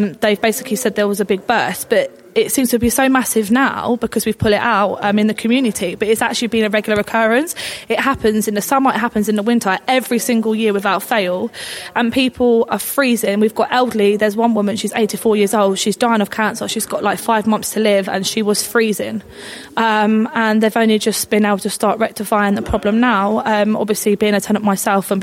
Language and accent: English; Barnet, London, United Kingdom; we've all born and bred in Barnet, lived here